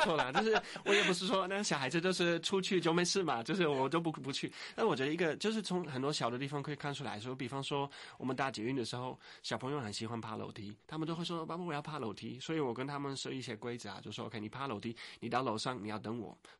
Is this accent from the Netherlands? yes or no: yes; Netherlands; Chinese is a second language; now in Taiwan; 我觉得我在荷兰就是那个长大的时候，我们是很强强调说你要有你自己的想法